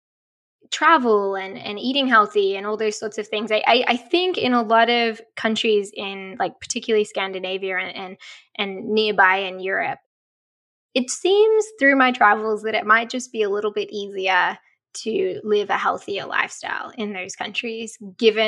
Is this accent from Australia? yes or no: yes; Australia; accent: Australian; moved away as an adult; also born or lived in Colorado, United States; now in Seattle, United States; growing up in Australia